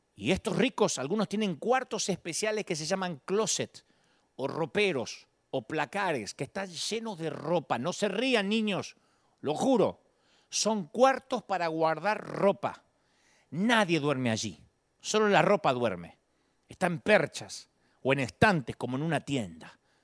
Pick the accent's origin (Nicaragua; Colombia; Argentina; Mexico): Argentina; Billinghurst, Buenos Aires Province; moved away; de Billinghurst, mi barrio natal